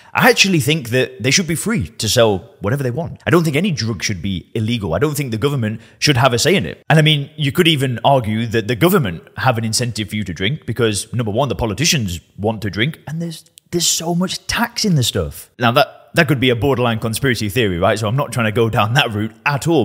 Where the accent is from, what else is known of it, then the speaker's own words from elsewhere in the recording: Lancashire, North West England, United Kingdom; I'm from Lancashire in the northwest of England